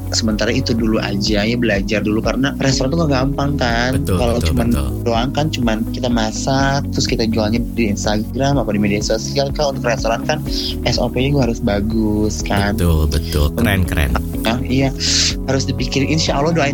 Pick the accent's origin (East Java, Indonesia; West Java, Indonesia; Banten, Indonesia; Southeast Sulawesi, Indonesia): West Java, Indonesia; South Cianjur; aku tuh dari kalau kamu tahu kampung aku tuh kampung tuh jauh banget dari kota mm-hmm. dan benar kampung.